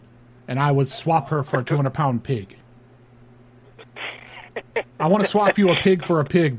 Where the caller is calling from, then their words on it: Honolulu, Hawaii, United States; I am calling from the island. I'm over here in Honolulu.